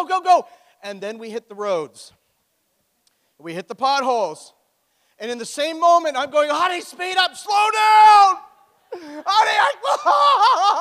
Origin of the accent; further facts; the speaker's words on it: Oshawa, Ontario, Canada; moved away; I am from Oshawa